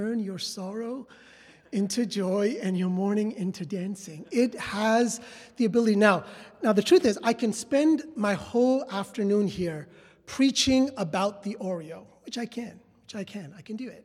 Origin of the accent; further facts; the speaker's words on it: New York City, New York, United States; moved away as an adult; also born or lived in Westchester / southern India; So my parents made the trek slowly up to the Bronx and then Westchester, but New York City was all that I had known. I've been to elementary school, high school, and then college